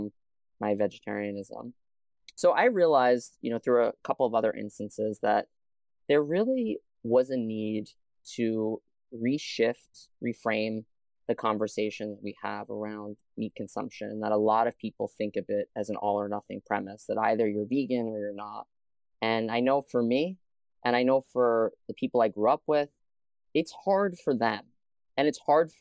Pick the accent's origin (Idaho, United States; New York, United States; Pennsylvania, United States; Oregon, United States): New York, United States; New York City; I grew up in Staten Island, New York